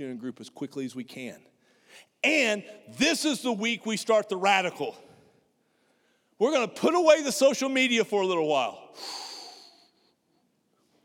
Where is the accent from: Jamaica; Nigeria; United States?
United States; I'm an American. We don't do metric